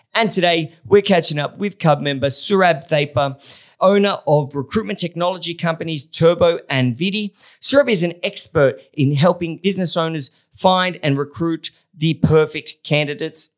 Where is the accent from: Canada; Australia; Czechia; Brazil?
Australia; being Australian